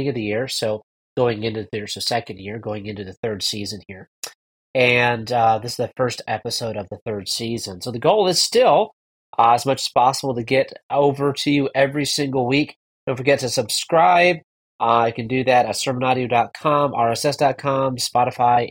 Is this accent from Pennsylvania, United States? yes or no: no; northern New York State, United States; now in Texas, United States; I'm originally from New York. I live in Texas now, but I grew up in northern New York State